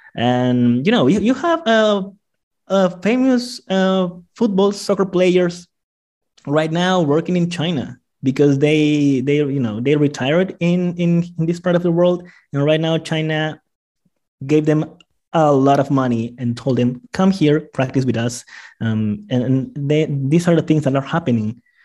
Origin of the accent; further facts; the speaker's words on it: Iquitos, Loreto, Peru; now in Lima, Peru; I am from Iquitos, an island in the middle of the rainforest in the Amazon, and um, rainforest in, in, in Peru. And I grew up with a lot of Chinese friends